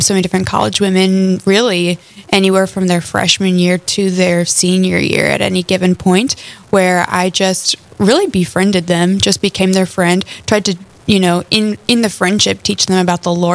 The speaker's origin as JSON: {"language": "English", "town": "Lincoln", "region": "Nebraska", "country": "United States", "tie": "born or raised there", "moved": "as an adult", "lives_now": "Fargo, United States", "said": "I'm originally from Lincoln, Nebraska, where I grew up and went to college at the University of Nebraska-Lincoln"}